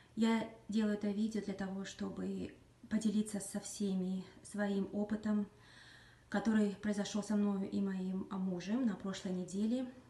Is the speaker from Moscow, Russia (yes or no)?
no; Magadan, Magadan Oblast, Russia; moved away as an adult; now in Washington, United States; я сама из Магадана, Дальнего Востока, прожила там практически половину своей жизни на сегодняшний момент.